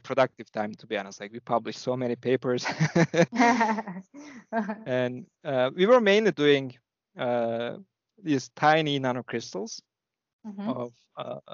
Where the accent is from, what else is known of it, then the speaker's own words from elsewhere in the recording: İzmir, Turkey; English is a second language; moved away as an adult; also born or lived in Ankara, Turkey; now in Chicago, United States; I was born in Turkey on the west coast across Greece on the Aegean seaside. And it's a third biggest city, Izmir.